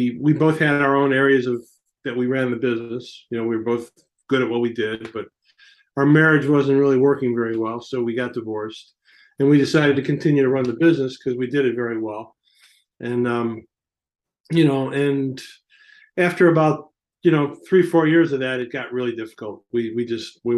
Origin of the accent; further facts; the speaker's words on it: Chicago, Illinois, United States; moved away; I grew up in Chicago